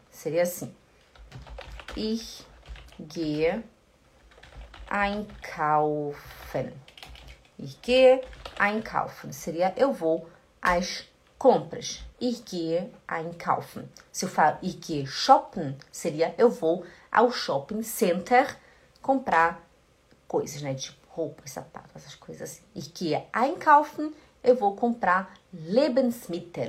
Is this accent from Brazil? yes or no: yes; Belém, Pará, Brazil; eu sou de Belém do Pará. E lá no Belém do Pará a gente fala muito esse ti, ti, di, ti